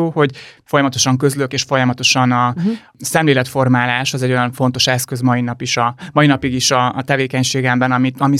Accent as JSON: {"language": "Hungarian", "town": "Arad", "region": "Arad County", "country": "Romania", "tie": "born or raised there", "also_born_or_lived": "Budapest (Erzsébetváros)", "moved": "yes", "lives_now": "Budapest, Hungary", "said": "Aradi vagyok, ha azt nézzük, Aradi."}